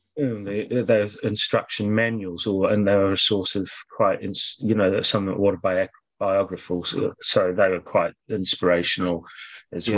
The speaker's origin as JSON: {"language": "English", "region": "Auckland", "country": "New Zealand", "tie": "born or raised there", "also_born_or_lived": "Christchurch", "said": "I was born in Christchurch, and then um, when I was when I was seven, our family moved to Auckland, North Shore, Auckland."}